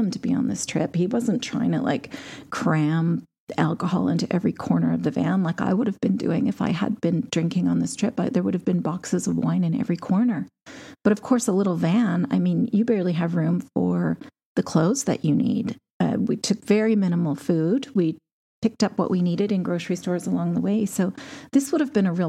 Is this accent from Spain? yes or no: no; Canada; As a Canadian